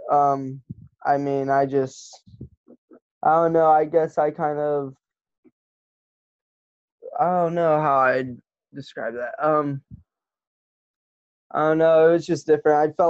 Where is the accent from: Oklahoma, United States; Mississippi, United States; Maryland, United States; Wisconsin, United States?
Oklahoma, United States; Norman; born there; Oh man, um, I'm from all over the place. So uh, I was born in uh, Norman, Oklahoma, uh, I started there when my dad was uh, training for the Olympic team.